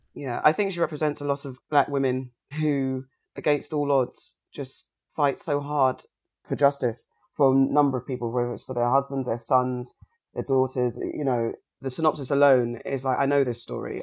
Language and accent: English; Somerset, South West England, United Kingdom; when I was fostered in Somerset